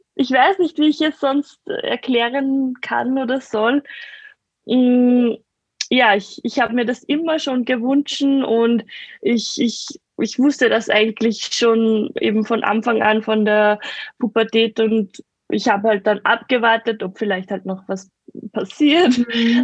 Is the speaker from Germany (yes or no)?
no; near the Attersee, Salzkammergut, Upper Austria, Austria; Aus Oberösterreich. Ah. Also Nähe, Nähe vom Attersee, Salzkammergut